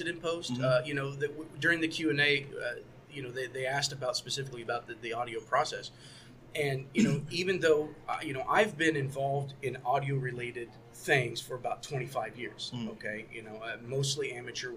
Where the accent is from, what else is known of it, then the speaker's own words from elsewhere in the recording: Indiana, United States; also born or lived in Cleveland, Ohio; We're both from Indiana